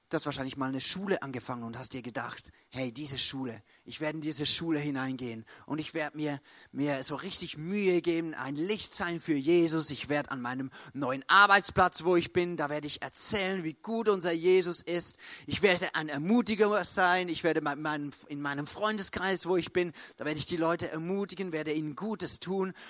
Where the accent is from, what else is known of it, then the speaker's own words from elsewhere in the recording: Switzerland; Bei uns in der Schweiz